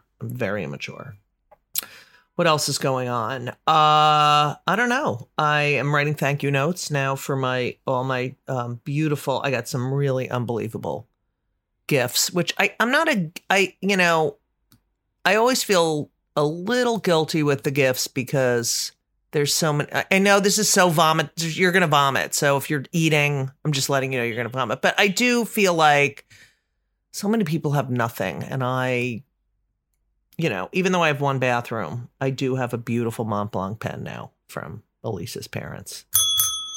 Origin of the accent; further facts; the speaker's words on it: near Avenel, New Jersey, United States; I'll be in Avenel, New Jersey, right by where I grew up